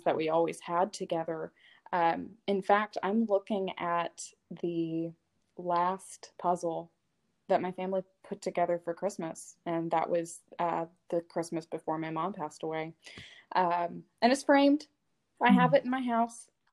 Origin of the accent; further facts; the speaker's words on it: Arkansas, United States; I grew up in Arkansas